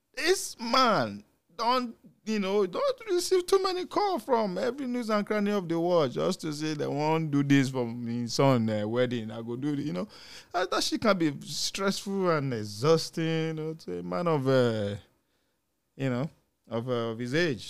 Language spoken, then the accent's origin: English; Nigeria; As a Nigerian parent